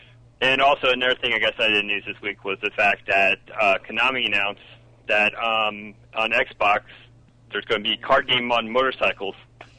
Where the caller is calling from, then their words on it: Melbourne, Florida, United States; Call from Melbourne, Florida.